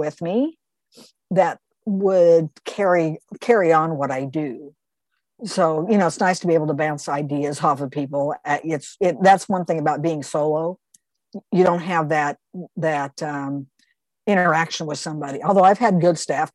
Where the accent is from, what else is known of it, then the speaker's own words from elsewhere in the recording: Wichita, Kansas, United States; from my hometown, Wichita, Kansas